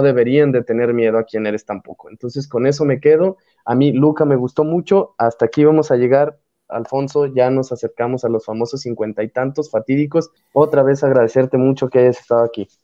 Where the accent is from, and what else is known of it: Mexico